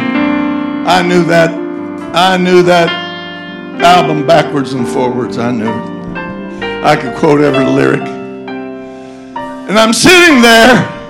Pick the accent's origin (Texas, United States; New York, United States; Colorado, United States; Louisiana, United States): Colorado, United States; moved away; I was raised in Colorado.